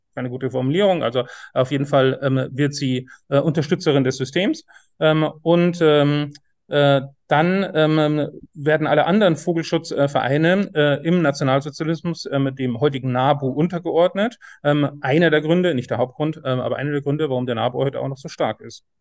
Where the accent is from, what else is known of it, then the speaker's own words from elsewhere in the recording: Bavaria, Germany; now in Saxony, Germany; ich bin in Bayern aufgewachsen, an Flüssen